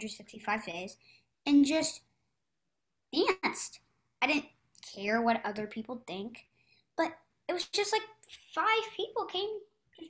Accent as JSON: {"language": "English", "town": "Philadelphia", "region": "Pennsylvania", "country": "United States", "moved": "yes", "lives_now": "California, United States", "said": "I'm in California right now, but I'm actually from Philadelphia."}